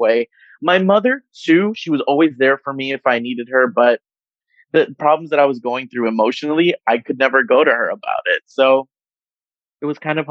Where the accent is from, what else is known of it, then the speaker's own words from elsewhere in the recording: Miami, Florida, United States; born and raised in Miami in South Florida, Nicaraguan American